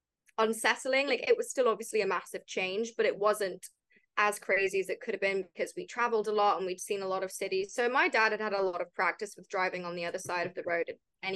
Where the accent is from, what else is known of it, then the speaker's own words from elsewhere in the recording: Claverley, West Midlands, United Kingdom; now in Los Angeles, United States; I'm from a very small town called Claverley, which had a population of 1,200. It's about an hour from Birmingham.